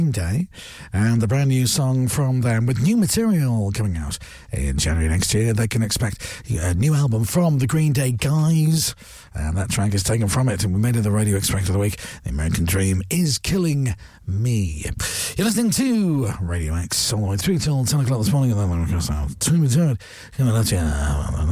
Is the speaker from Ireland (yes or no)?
yes; Ireland; I'm Irish